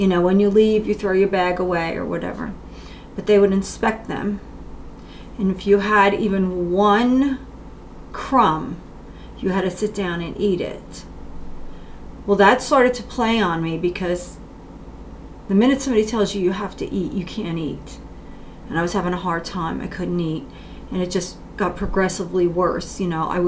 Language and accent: English; Kenilworth, New Jersey, United States; I grew up in New Jersey in a small town called Kenilworth